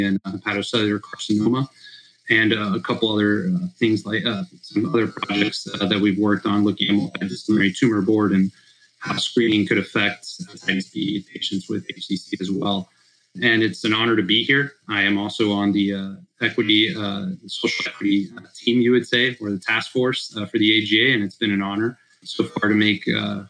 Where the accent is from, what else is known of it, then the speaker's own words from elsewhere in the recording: Miami, Florida, United States; also born or lived in Chicago; I grew up down here in Miami, and I went to medical school at Rush, and then I came back down to Miami